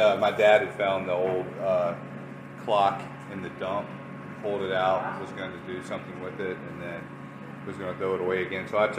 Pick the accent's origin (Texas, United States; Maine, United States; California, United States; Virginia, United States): Virginia, United States; moved away as an adult; now in Kansas, United States; because we're from Virginia